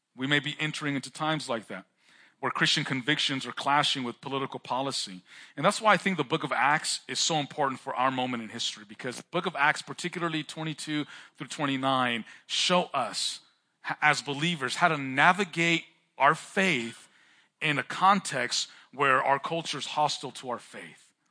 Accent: California, United States; I'm from California, like I mentioned, and California, Chicano culture, we have a pretty intense car culture

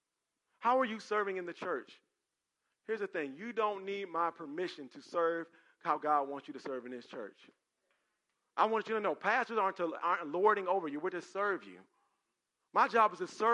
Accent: Cleveland, Ohio, United States; I'm from Cleveland

